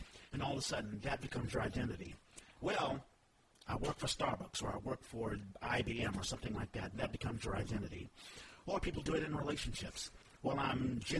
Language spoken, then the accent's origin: English; United States; I'm a black man. And five, I'm American.